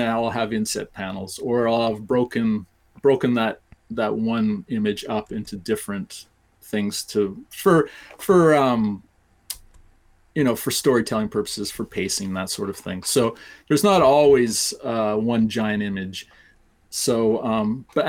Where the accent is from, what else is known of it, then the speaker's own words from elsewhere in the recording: Canada; I'm Canadian